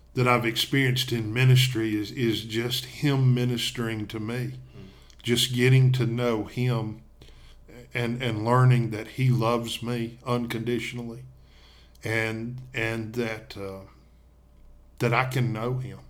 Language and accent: English; Tennessee, United States; now in Coleman, Alabama, United States; I'm originally from Tennessee, but we live and work in Coleman, Alabama